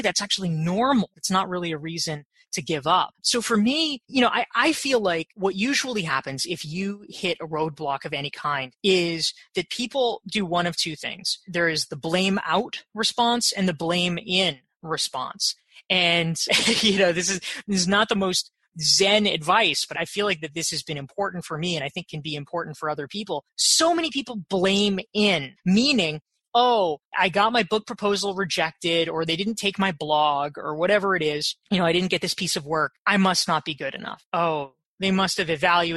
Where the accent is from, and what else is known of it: Pinehurst, North Carolina, United States; born or raised there; now in New York, United States